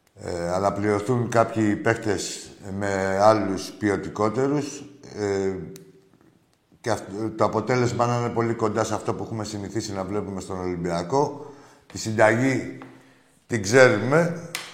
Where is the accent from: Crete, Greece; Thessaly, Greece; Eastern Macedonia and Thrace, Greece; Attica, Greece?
Attica, Greece; Piraeus; από τον Πειραιά και δουλεύω στο λιμάνι